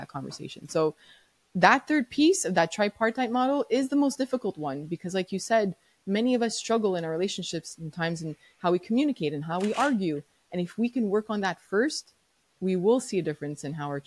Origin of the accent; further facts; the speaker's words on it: Montreal, Quebec, Canada; I'm from Montreal, Quebec, so I had to learn French no matter what